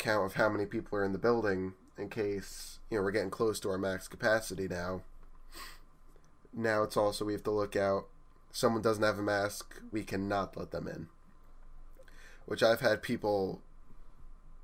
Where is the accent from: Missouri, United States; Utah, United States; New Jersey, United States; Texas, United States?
New Jersey, United States; we're from New Jersey